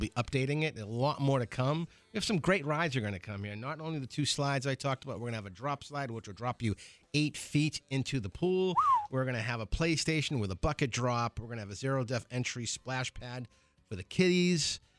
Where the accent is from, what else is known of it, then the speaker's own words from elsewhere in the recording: Boston, Massachusetts, United States; I'm a Bostonian, yep.